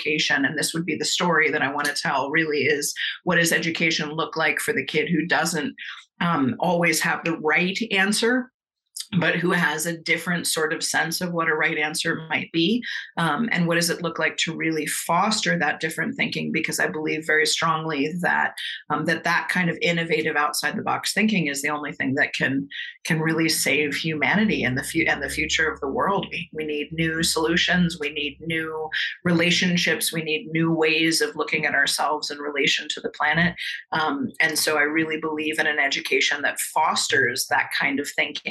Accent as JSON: {"language": "English", "region": "Colorado", "country": "United States", "tie": "born or raised there", "also_born_or_lived": "Philadelphia, Pennsylvania", "said": "I was born outside of Philadelphia, spent most of my formative years in Colorado"}